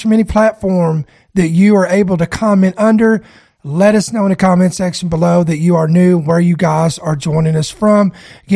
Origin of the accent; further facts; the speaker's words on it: United States; As an American citizen